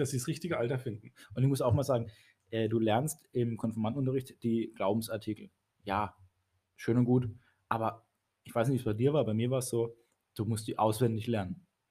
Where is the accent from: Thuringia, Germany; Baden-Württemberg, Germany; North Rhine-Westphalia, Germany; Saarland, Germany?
Baden-Württemberg, Germany; Baden-Baden; moved away as an adult; now in Karlsruhe, Germany; Ich bin gebürtig aus Baden-Baden, bin aber jetzt in der Gemeinde Karlsruhe-Weierfeld schon seit fünf Jahren